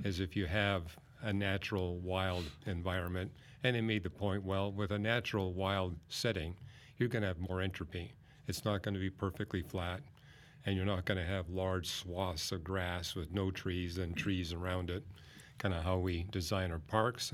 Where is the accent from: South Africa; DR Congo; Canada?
Canada; Vancouver, British Columbia; I grew up in Vancouver, British Columbia